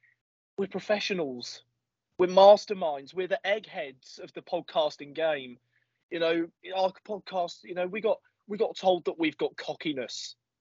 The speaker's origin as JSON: {"language": "English", "area": "Norfolk", "region": "East of England", "country": "United Kingdom", "tie": "born or raised there", "said": "I'm in the rural county of Norfolk"}